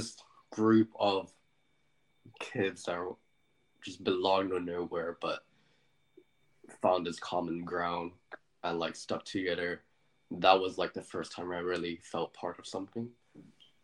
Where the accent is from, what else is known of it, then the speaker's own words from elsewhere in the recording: Hong Kong; first language English; moved away as an adult; now in United Kingdom; my first language was English, but I grew up in Hong Kong.